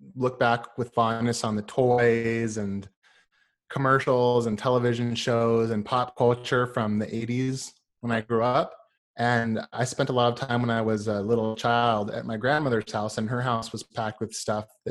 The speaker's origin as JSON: {"language": "English", "region": "Washington", "country": "United States", "tie": "born or raised there", "also_born_or_lived": "California", "said": "And then I moved up to Washington State"}